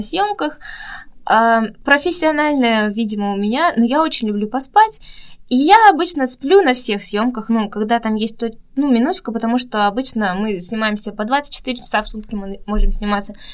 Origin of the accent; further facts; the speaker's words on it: Russia; moved away as an adult; also born or lived in Busan, South Korea; now in South Korea; я всегда говорю из России, из России